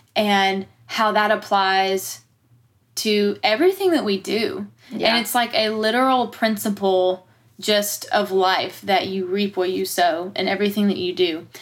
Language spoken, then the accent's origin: English; Pickens, South Carolina, United States; moved away as an adult; now in Nashville, United States; I grew up in Pickens